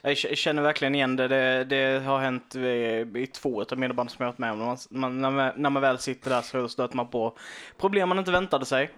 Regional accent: Karlshamn, Blekinge, Sweden; vi kommer från Karlshamn, de flesta av oss

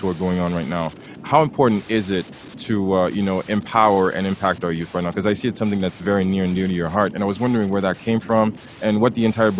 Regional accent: Haiti; now in Canada; I had a couple of friends because I came from Haiti.

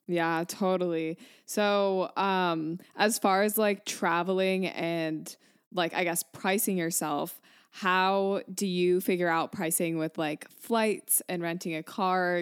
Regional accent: Michigan, United States; moved away; also born or lived in New York; I'm from Michigan, but I lived in New York for like five years

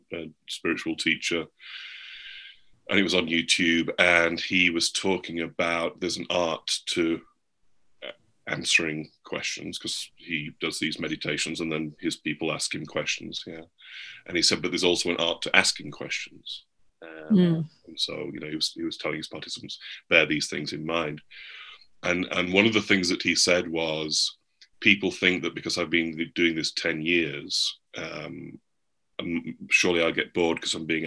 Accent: England, United Kingdom; now in United States; I'm English? I'm not American?

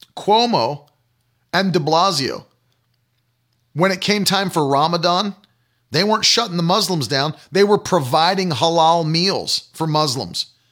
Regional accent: West Virginia, United States; When I was a kid, I grew up in West Virginia

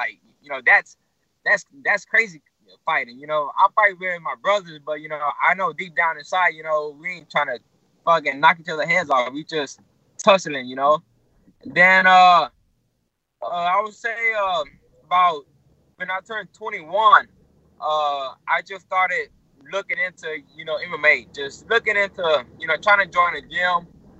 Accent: Houston, Texas, United States; I actually grew up in a little ward, I guess, called, First Ward, Texas, over here in Houston

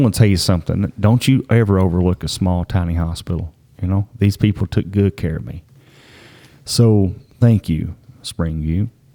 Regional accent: the county neighboring Harlan County, Kentucky, United States; we're from the county neighboring Harlan

